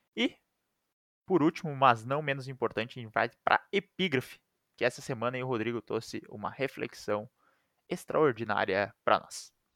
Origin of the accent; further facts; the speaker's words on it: Brazil; a gente é brasileiro